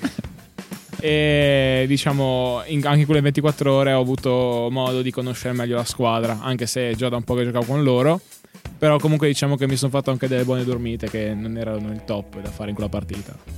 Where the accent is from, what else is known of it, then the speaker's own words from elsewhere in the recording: Carnia, Friuli-Venezia Giulia, Italy; ho 17 anni e vengo da Giulio Formeato